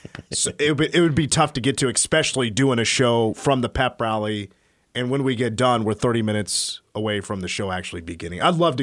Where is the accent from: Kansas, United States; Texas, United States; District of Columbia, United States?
Kansas, United States; Clay Center; in Clay Center, we had two grocery stores that had video/video game departments that you go rent.